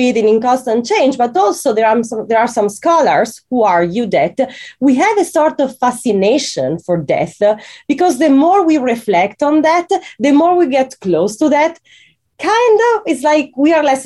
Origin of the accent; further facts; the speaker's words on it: Italy; I'm from Italy and I'm used to Catholic cemeteries that are very serious